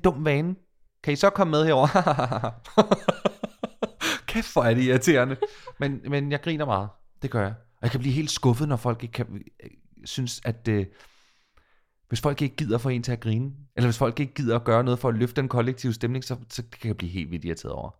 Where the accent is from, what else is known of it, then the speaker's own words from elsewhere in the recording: Falster, Zealand, Denmark; now in Copenhagen, Denmark; jeg er fra Falster